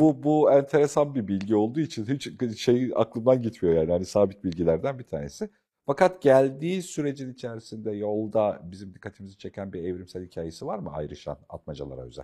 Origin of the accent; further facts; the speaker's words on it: Black Sea Region, Turkey; bir Karadenizli olarak